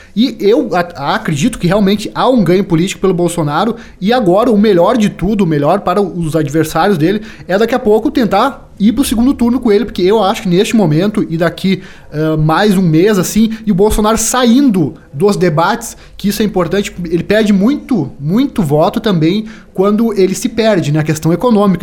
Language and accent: Portuguese; Brazil; como brasileiro